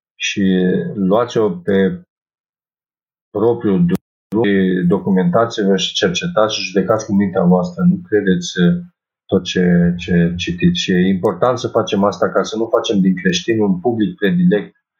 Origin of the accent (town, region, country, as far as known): Romania